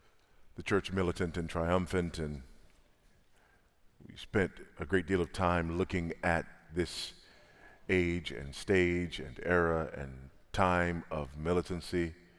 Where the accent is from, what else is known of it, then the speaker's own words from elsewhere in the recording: Los Angeles, California, United States; I was born and raised in South Central Los Angeles, California, and drug-infested, gang-infested South Central LA.